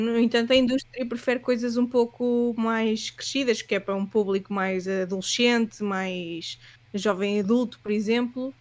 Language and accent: Portuguese; Leiria, Centro, Portugal; moved away as an adult; also born or lived in Southampton; now in Lisbon, Portugal; eu sou de Leiria